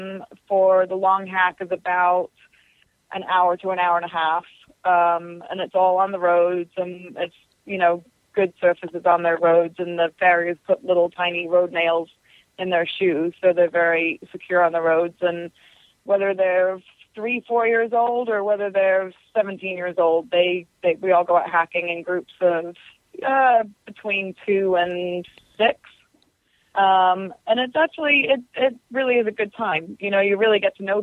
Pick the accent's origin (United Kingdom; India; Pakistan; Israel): United Kingdom; England; now in United States; I'm originally from England, so I sort of had that tie already to that area